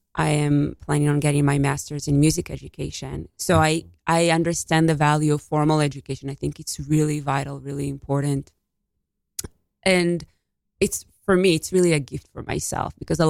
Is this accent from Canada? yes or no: no; Israel; moved away as an adult; also born or lived in Ashkelon, Israel; now in Westchester, New York, United States; I was born in Israel in a city called Ashkelon. And I grew up in Israel, and then I came to the United States at the age of 20 years ago